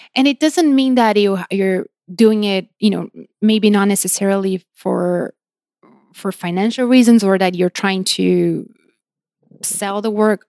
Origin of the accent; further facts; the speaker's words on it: São Paulo, Brazil; moved away as an adult; now in Los Angeles, United States; I grew up in Brazil. I was raised and, you know, grew up there.